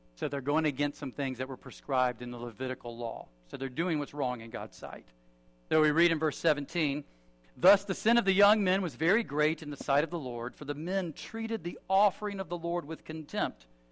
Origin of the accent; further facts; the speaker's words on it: United States; I'm an American